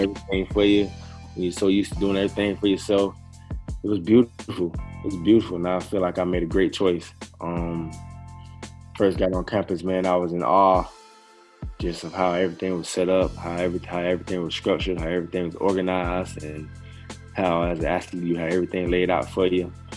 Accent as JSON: {"language": "English", "town": "Miami", "region": "Florida", "country": "United States", "tie": "born or raised there", "also_born_or_lived": "Nebraska", "moved": "as an adult", "said": "Born and raised Miami, Florida, 305"}